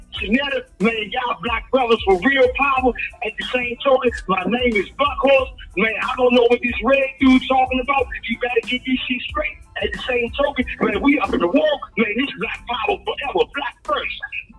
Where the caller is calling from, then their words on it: Washington, District of Columbia, United States; I'm calling from Northeast DC.